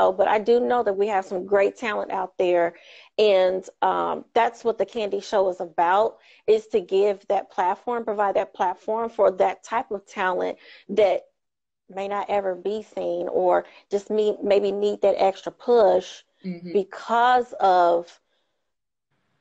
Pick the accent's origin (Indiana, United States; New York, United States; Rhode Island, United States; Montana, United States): Indiana, United States; Indianapolis; Indianapolis, Indiana